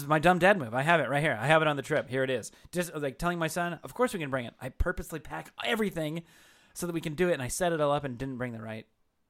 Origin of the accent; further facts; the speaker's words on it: Washington, United States; We used to live, I grew up in Eastern Washington. And if you don't know, up in the Pacific Northwest, the Seattle area where I really grew up is luscious green rain